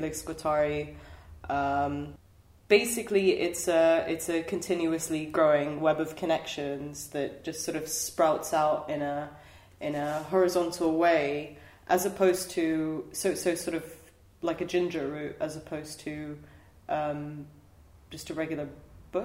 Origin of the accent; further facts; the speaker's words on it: Jordan; I grew up in Jordan for the most part